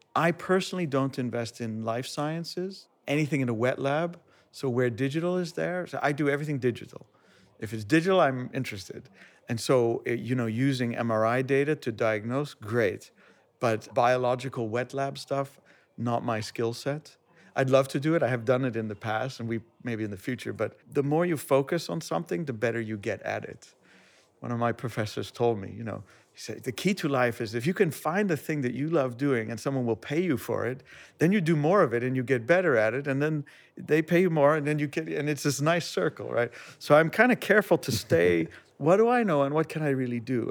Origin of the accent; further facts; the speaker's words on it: United States; moved away as an adult; I grew up in America